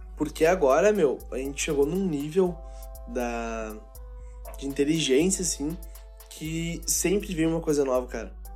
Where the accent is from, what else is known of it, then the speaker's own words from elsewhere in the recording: Santo Antônio da Patrulha, Rio Grande do Sul, Brazil; Eu jogava num timezinho lá na minha cidade, de Santo Antônio da Patrulha